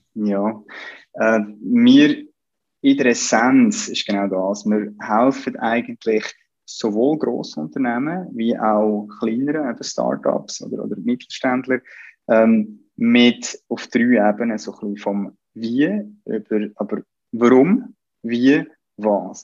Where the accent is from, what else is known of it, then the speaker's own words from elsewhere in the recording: Central Switzerland, Switzerland; ich bin da in, in der Innerschweiz aufgewachsen